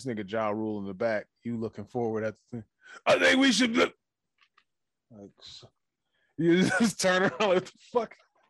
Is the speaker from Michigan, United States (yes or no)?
yes; Detroit, Michigan, United States; I grew up in Detroit, Michigan